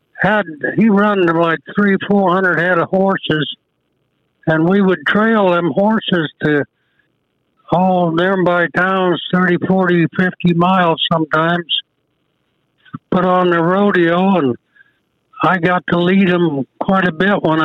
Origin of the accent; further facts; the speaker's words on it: South Dakota, United States; I grew up in South Dakota on a ranch up there about 30 miles from town